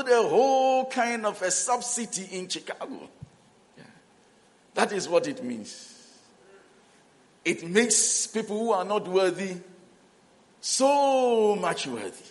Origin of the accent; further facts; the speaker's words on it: Ghana; also born or lived in South Africa; we are from Ghana